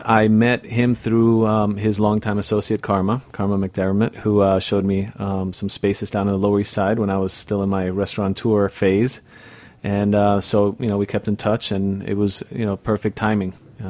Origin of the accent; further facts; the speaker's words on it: Madrid, Spain; also born or lived in Barcelona; In Spain. Born and raised in Spain.